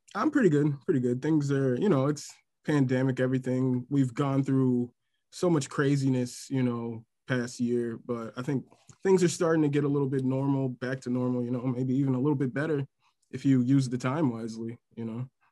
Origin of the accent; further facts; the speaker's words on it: Milwaukee, Wisconsin, United States; born and raised in Milwaukee, Wisconsin.